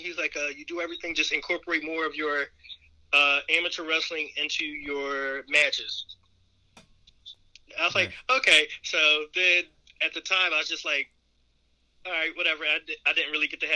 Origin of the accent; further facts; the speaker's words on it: Paulsboro, New Jersey, United States; we're both from Paulsboro. We're both two of the greatest wrestlers in Paulsboro that never win individual state title